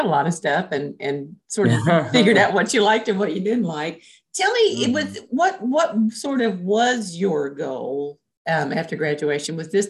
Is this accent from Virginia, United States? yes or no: yes; Southwest Virginia, United States; accent: Southwest Virginia; my English is pretty good too, but my Southwest Virginia accent gets in the way a lot.